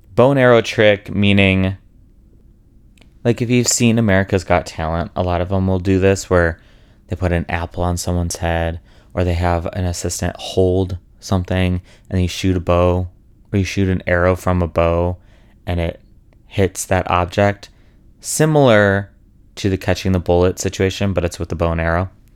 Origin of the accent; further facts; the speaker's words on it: Chicago, Illinois, United States; moved away; Chicago where I'm from